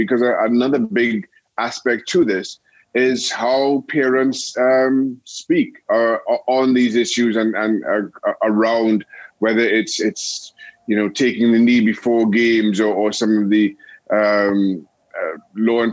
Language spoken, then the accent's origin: English; Trinidad & Tobago; moved away as an adult; also born or lived in United States / England; growing up in Trinidad and Tobago